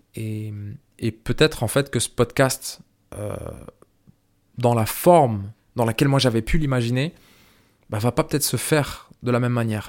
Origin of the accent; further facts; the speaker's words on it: France; moved away as an adult; also born or lived in Ireland; je suis né en France, je suis franco-algérien